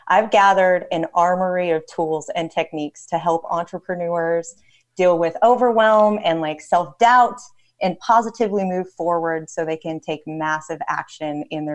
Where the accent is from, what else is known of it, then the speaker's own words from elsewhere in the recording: Northern Utah, United States; I grew up in suburbia in Northern Utah